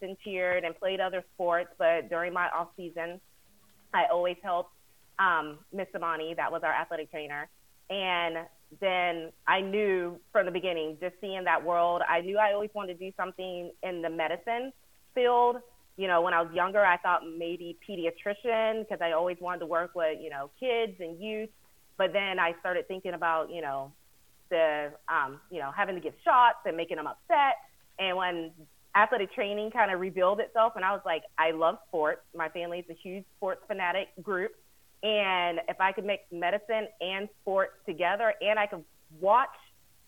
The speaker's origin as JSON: {"language": "English", "region": "Florida", "country": "United States", "tie": "born or raised there", "said": "I was born and raised in Florida"}